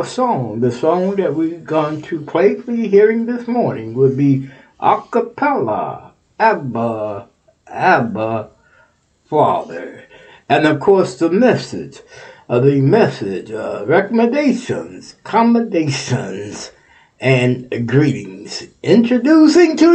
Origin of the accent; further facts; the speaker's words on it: Texas, United States; now in Ohio, United States; we shout out to Texas, my home state.